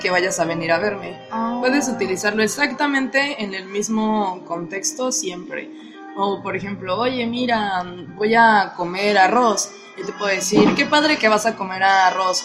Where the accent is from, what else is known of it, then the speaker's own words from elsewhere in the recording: Mexico; tengo 23 años y soy de México.